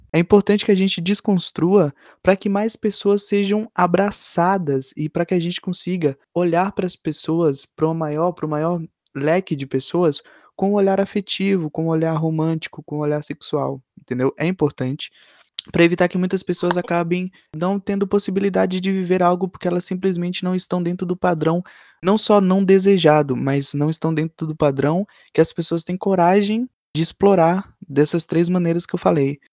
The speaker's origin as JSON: {"language": "Portuguese", "region": "Bahia", "country": "Brazil", "tie": "born or raised there", "said": "eu passei minha infância na Bahia"}